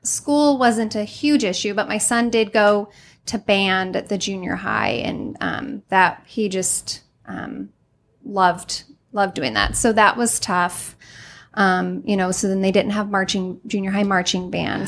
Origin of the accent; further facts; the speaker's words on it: Highland, Illinois, United States; also born or lived in Greenville; I'm from Highland.